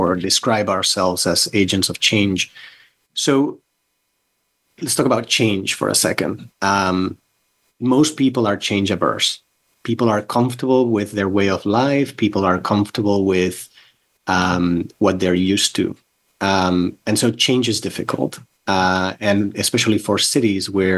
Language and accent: English; Barcelona, Catalonia, Spain; moved away; also born or lived in North Carolina; I grew up in Barcelona, in Spain, Catalonia, Spain.